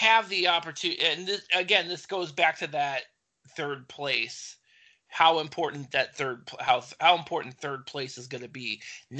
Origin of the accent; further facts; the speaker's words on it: Lorain, Ohio, United States; Naz Bohannon is the pride of my hometown, Lorain, Ohio.